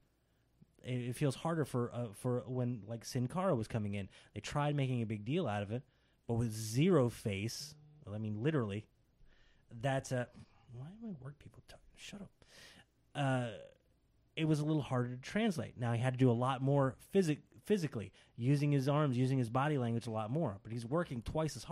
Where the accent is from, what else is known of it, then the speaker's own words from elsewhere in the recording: United States; as an American audience member